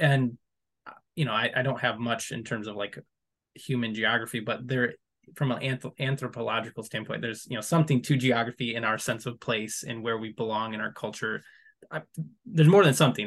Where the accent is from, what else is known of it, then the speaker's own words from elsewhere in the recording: West Michigan, United States; I'm from West Michigan, but I'm not from where I live currently, which is much closer to the Mountain Head